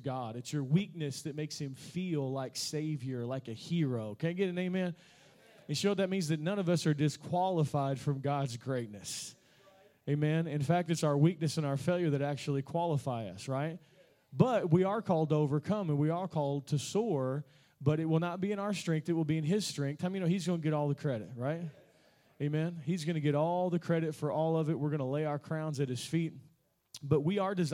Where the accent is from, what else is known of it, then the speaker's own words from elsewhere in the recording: Kentucky, United States; I'm from Kentucky